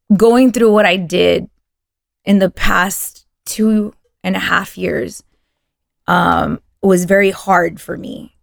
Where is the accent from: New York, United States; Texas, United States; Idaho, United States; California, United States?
Texas, United States; first language Spanish; English is a second language; growing up in Texas and, and whatnot, you kind of lose your Spanish